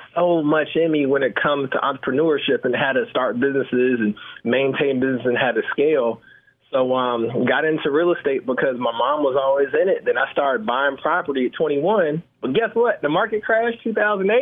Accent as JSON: {"language": "English", "town": "Atlanta", "region": "Georgia", "country": "United States", "tie": "born or raised there", "said": "I'm born and raised in Atlanta, Georgia, and pretty much I grew up in real estate."}